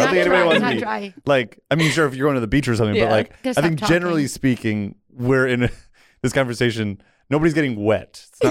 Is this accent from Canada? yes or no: no; New Jersey, United States; but for the record, I grew up in New Jersey.